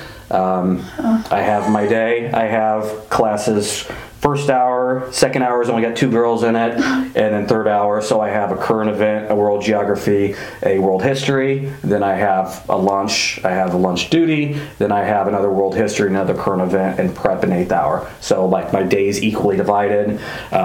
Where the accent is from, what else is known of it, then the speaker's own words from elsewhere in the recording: Springfield, Illinois, United States; moved away as an adult; also born or lived in Normal, Illinois; now in Macomb, United States; I'm originally from Springfield. I went to high school in Springfield, graduated from Springfield Southeast.